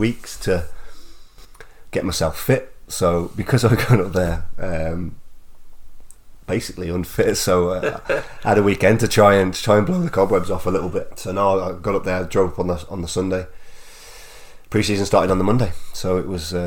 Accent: England, United Kingdom; moved away as an adult; also born or lived in Macclesfield / Shrewsbury; being English myself

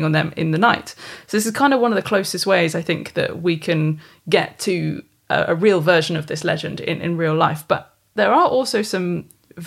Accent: United Kingdom; as British

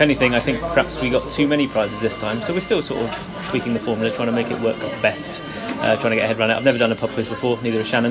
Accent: Hertfordshire, East of England, United Kingdom; moved away as an adult; also born or lived in London; now in Bristol, United Kingdom; I originally grew up in Hertfordshire, uh, came to Bristol University when I was 18

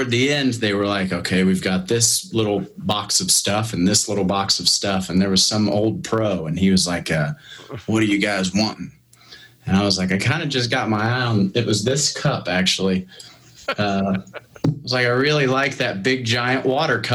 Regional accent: Alexandria, Indiana, United States; I'm Central Indiana, born and raised. Alexandria, Indiana is where I was.

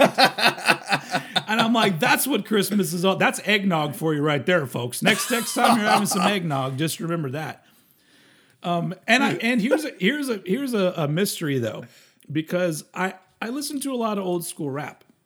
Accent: United States; I'm American

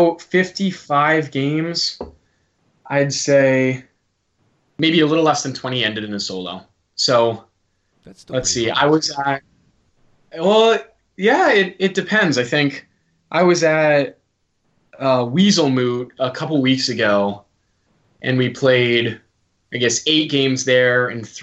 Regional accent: United States; accent: American; I've got the American accent

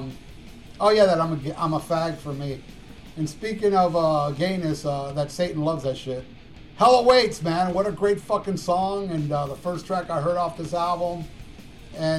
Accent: Hialeah, Florida, United States; He's a fellow Cuban. And he's from my hometown, Hialeah, Florida

